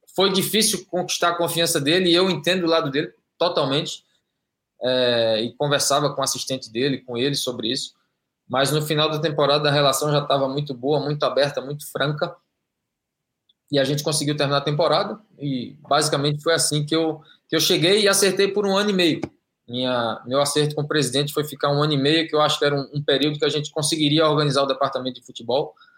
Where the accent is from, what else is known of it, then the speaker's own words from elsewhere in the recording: Brazil; moved away as an adult; also born or lived in Belgium / Spain / Kuwait; now in Saudi Arabia; eu saí do Brasil com 23 anos, estou com 45